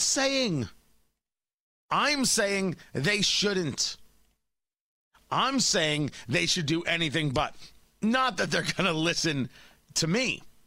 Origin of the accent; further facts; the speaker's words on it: Middletown, New Jersey, United States; I grew up in Middletown, New Jersey